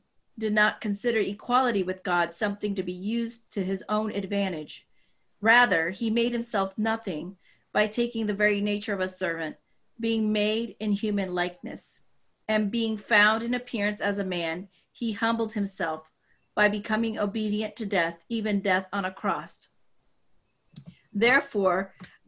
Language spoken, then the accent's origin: English; Puerto Rico; We're Puerto Rican descent. I was born in Puerto Rico, but biracial